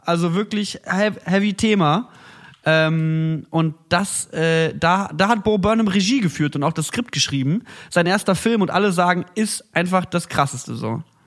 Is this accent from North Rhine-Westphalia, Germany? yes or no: yes; Cologne, North Rhine-Westphalia, Germany; Bei uns in Köln